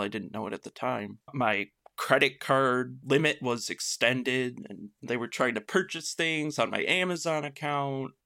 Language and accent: English; Michigan, United States; I am from Michigan